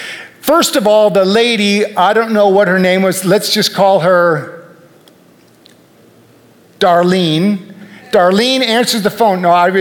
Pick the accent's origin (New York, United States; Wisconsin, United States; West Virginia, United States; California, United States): Wisconsin, United States; Brookfield; I grew up, I was born and raised in Milwaukee, a suburb of Milwaukee, Brookfield.